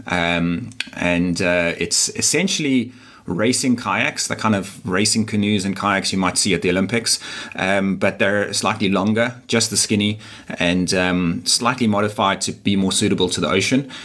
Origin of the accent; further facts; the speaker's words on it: Durban, KwaZulu-Natal, South Africa; moved away as an adult; now in Cape Town, South Africa; I'm actually not from Cape Town. I'm from Durban, which is a, a, a smaller, uh, still significant, but a smaller city on the east coast of, uh, of South Africa.